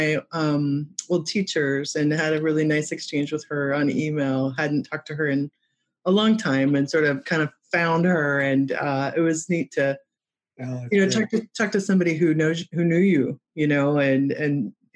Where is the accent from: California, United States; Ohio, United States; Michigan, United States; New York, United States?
Michigan, United States; moved away; also born or lived in Wheaton, Illinois; I'm from Michigan